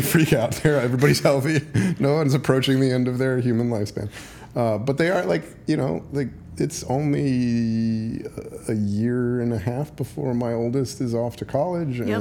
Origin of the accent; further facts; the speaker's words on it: United States; as an American